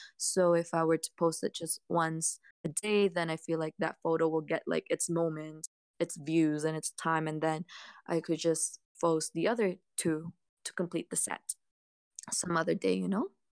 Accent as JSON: {"language": "English", "country": "Canada", "said": "I'm a Canadian girl"}